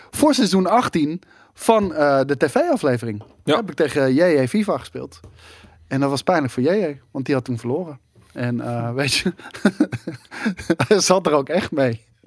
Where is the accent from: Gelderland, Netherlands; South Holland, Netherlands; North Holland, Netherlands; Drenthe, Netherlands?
Gelderland, Netherlands; Arnhem; Ik ben een Arnhemmer